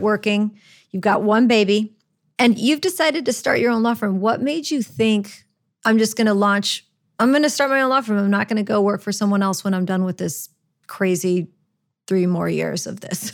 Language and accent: English; Orlando, Florida, United States; moved away as an adult; also born or lived in Chicago; now in New Orleans, United States; I was raised in Orlando. I, I was originally born in Chicago, but we moved to Orlando